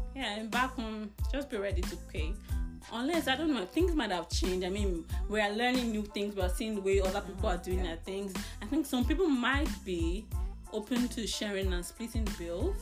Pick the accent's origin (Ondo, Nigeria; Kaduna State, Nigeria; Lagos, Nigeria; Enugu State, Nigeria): Lagos, Nigeria; moved away; we, the city people, we stay in Lagos